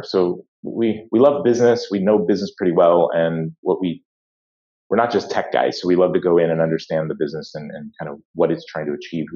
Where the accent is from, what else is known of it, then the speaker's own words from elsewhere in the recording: Atlanta, Georgia, United States; also born or lived in West Coast, United States; grew up in Atlanta, Georgia